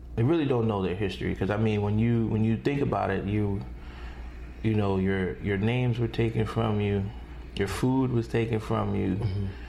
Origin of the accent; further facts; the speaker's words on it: New York, United States; I come from New York